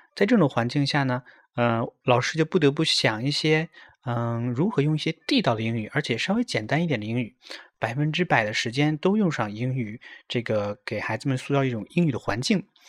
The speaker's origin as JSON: {"language": "Chinese", "town": "Hulunbuir", "region": "Inner Mongolia", "country": "China", "moved": "as an adult", "lives_now": "Tokyo, Japan", "said": "我是来自美丽的大草原呼伦贝尔的"}